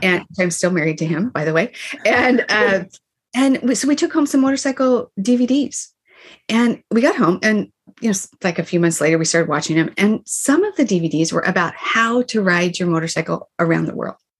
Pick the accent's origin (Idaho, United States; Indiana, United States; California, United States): Idaho, United States; Boise; moved away; Boise, Idaho, where I grew up